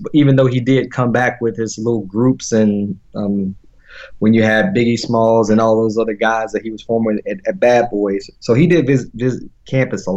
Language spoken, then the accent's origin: English; Orange Mills, Florida, United States; born or raised there; moved away as an adult; now in Dallas, United States